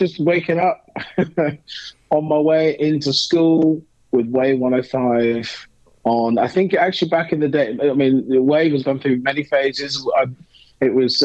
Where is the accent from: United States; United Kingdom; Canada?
United Kingdom; Wimborne, South West England; moved away; growing up in Wimborne